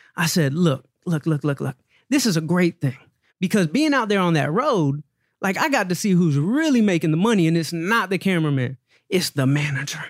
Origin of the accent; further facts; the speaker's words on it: Atlanta, Georgia, United States; I grew up in Atlanta, Georgia